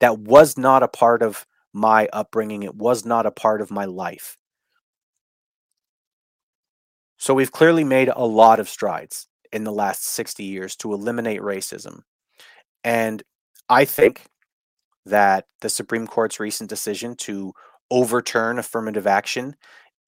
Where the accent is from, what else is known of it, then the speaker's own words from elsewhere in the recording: Canada; I'm Canadian. I'm not talking as an American